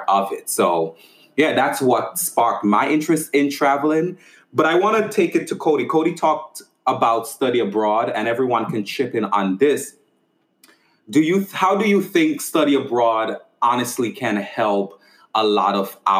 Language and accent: English; St. Vincent & Grenadines; moved away; I'm from St. Vincent